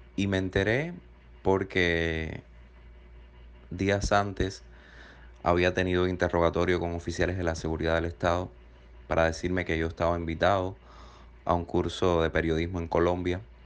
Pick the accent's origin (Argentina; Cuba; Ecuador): Cuba; moved away as an adult; Me marché de Cuba